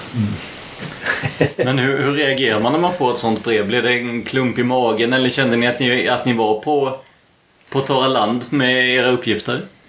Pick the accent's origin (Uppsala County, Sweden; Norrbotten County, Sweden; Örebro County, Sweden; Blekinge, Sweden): Blekinge, Sweden; jag är från Blekinge från början